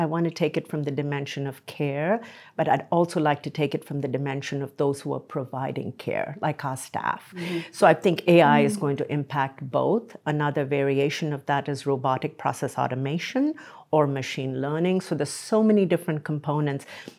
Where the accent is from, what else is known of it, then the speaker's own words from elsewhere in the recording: India; moved away as an adult; now in United States; So I came from India to this country in my late 20s, and I've just enjoyed being here.